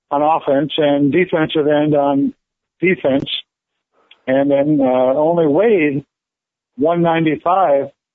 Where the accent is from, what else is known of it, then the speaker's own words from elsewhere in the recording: Gary, Indiana, United States; I was born in Gary, Indiana, Gary and Mercy Hospital